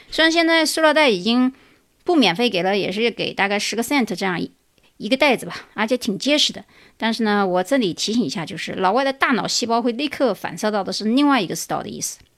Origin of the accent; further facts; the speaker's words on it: China; now in United States; 我们中国人